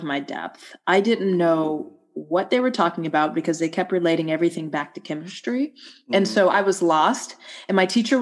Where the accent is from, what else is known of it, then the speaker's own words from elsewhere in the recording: Atlanta, Georgia, United States; growing up in Atlanta, specifically like a small suburb outside of Atlanta in the 1980s